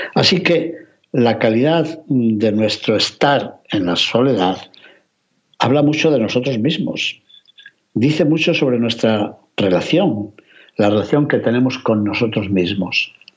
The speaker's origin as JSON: {"language": "Spanish", "region": "Castile and León", "country": "Spain", "said": "mi tierra de León"}